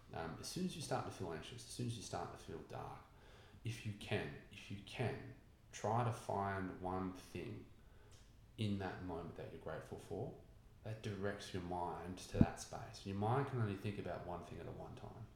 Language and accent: English; Newcastle, New South Wales, Australia; I grew up in Newcastle